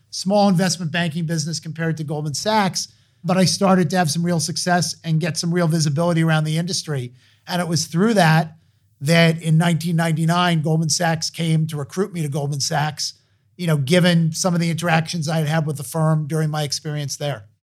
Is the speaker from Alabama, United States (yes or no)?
no; Hartsdale, New York, United States; I grew up outside of New York City in Westchester County in Hartsdale, New York.